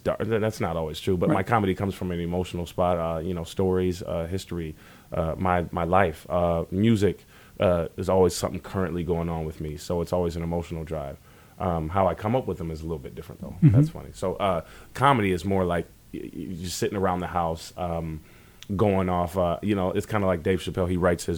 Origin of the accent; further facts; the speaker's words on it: Cedar Rapids, Iowa, United States; moved away as an adult; also born or lived in Las Vegas, Nevada; now in Arizona, United States; I moved to Las Vegas from Cedar Rapids. For the first time living anywhere outside of Cedar Rapids, Iowa